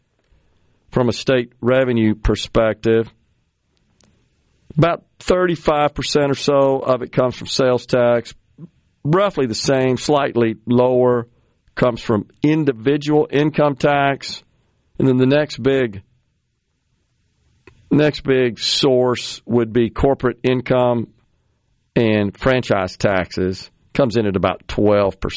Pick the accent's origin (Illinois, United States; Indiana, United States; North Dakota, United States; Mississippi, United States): Mississippi, United States; this is my home state